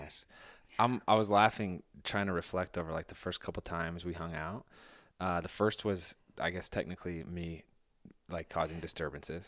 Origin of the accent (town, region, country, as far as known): Indiana, United States